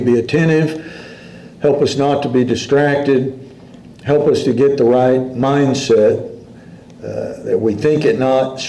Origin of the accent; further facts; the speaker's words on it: Dallas, Texas, United States; I grew up in Dallas back then.